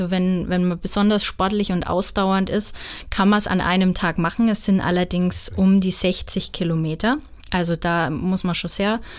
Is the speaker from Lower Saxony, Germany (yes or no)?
no; Zell am Fichtelgebirge, Bavaria, Germany; Ich bin in Zell am Fichtelgebirge ähm, geboren und aufgewachsen. Das ist ganz im Süden des Landkreises Hof, ähm, direkt an der Grenze zum Landkreis Wunsiedel